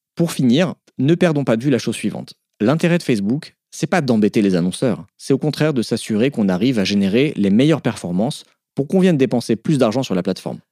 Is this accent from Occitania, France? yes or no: no; Alsace, Grand Est, France; Je suis alsacien.